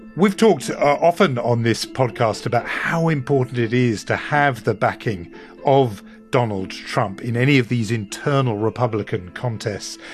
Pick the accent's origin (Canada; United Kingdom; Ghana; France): United Kingdom; accent: British; my British accent